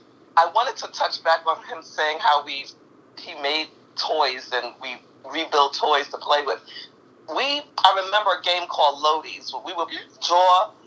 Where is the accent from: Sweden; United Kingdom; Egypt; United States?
United States; New York City, New York; I loved Harlem. I loved growing up there. I had no idea growing up in Harlem would have such an impact on me that it has on me today. Growing up in Harlem was a community. It was family.